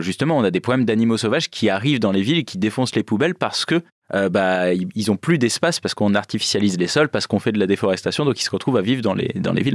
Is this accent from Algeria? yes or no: no; Creuse, Nouvelle-Aquitaine, France; moved away; moi je viens de la Creuse, donc euh, territoire très rural